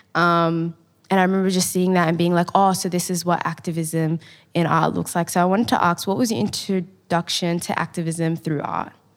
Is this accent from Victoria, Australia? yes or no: yes; Melbourne, Victoria, Australia; I grew up in, um, the Carlton Housing Estate in a beautiful East African community, and I'm a proud Somali woman